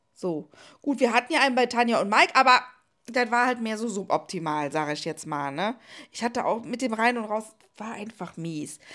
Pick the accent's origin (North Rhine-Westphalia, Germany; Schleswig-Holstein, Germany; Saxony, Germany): North Rhine-Westphalia, Germany; Cologne; ein äh, Laden bei uns in Ports